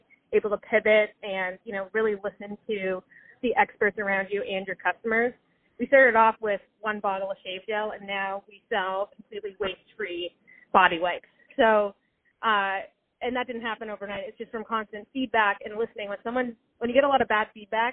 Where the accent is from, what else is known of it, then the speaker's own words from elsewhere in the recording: Canada; moved away as an adult; also born or lived in Boston, United States; I'm originally from Canada